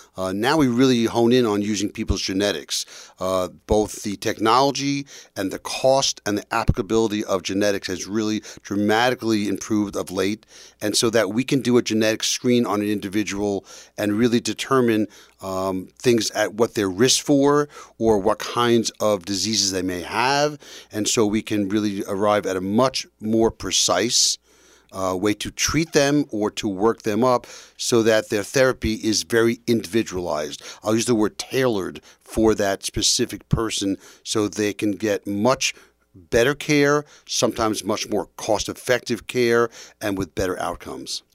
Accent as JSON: {"language": "English", "region": "New York", "country": "United States", "also_born_or_lived": "Boston", "moved": "as an adult", "lives_now": "New Jersey, United States", "said": "I'm from New York, and I trained at Boston University"}